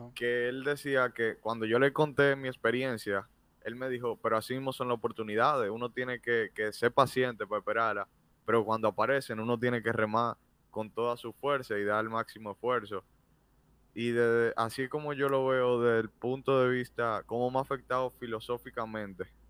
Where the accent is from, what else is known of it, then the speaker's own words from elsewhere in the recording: Dominican Republic; en nuestro país